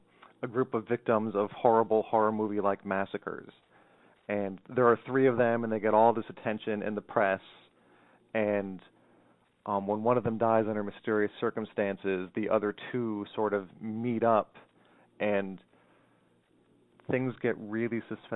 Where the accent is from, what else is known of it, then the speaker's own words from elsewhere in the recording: Montour County, Pennsylvania, United States; It's the tiniest county in the state, Montour County.